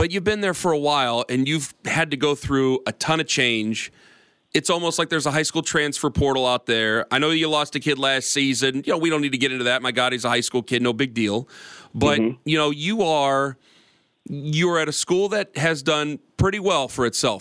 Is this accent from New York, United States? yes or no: no; Perry, Ohio, United States; I'm from Perry, down there next to Canton McKinley